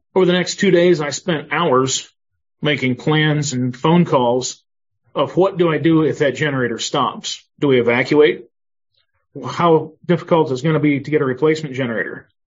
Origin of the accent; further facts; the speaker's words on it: Northwest Ohio, United States; moved away as an adult; also born or lived in Rochester, Minnesota; now in Mountain View, United States; I uh, was born and raised in Northwest Ohio